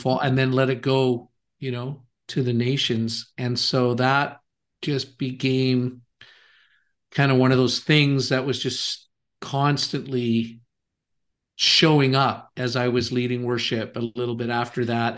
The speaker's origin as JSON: {"language": "English", "country": "Canada", "also_born_or_lived": "Kansas City", "moved": "yes", "said": "I am Canadian. I was living in Kansas City at that time, though, actually."}